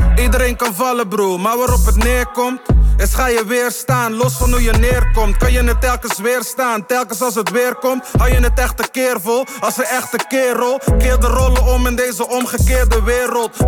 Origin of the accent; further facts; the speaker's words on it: Curaçao; now in Netherlands; ik heb gewoon mijn jeugd, mijn school, in ieder geval een groot deel van mijn jeugd in Curaçao